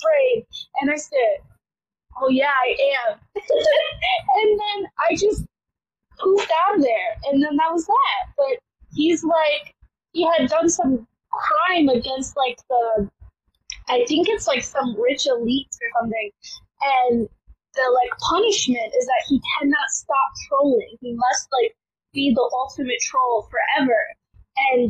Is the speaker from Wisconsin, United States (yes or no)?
yes; Wisconsin, United States; moved away; I am from Wisconsin